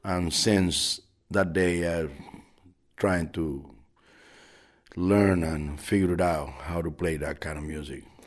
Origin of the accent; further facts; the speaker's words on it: Artemisa, Cuba; also born or lived in Havana; my village where I grew up in Artemisa, which is a very small